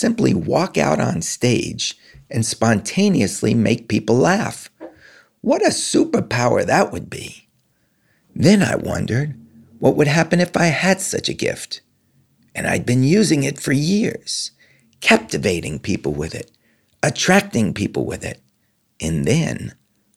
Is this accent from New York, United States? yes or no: yes; New York, United States; now in Los Angeles, United States; I was born in New York. I live in LA.